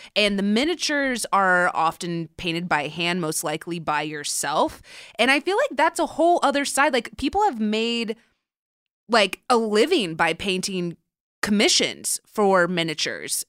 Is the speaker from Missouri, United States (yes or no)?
no; Southern California, United States; I grew up in Southern California.